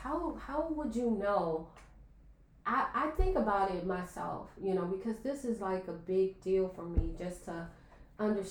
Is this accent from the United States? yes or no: yes; Chicago, Illinois, United States; I was growing up in Chicago